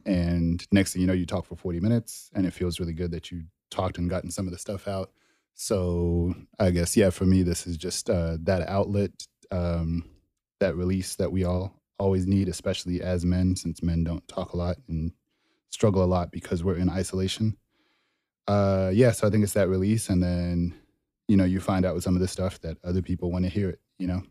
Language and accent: English; Dallas, Texas, United States; also born or lived in Zimbabwe / Denton, Texas; grew up mainly in Dallas.